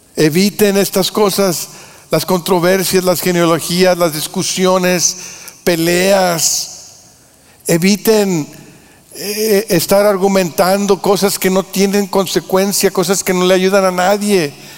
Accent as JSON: {"language": "Spanish", "country": "Mexico", "said": "nosotros en México"}